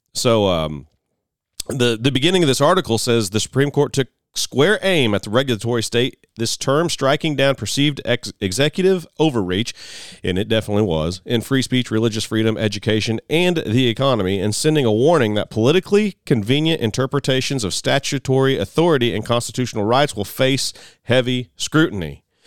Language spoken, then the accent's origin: English; Mount Carmel, Illinois, United States; my hometown of Mount Carmel, Illinois